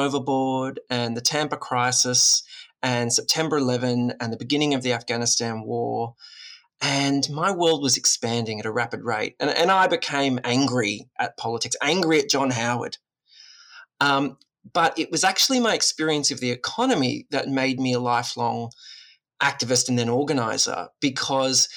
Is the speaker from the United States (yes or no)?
no; Woy Woy, New South Wales, Australia; I grew up on the Central Coast in amongst the mangroves and the broadwater, the beach and the bush.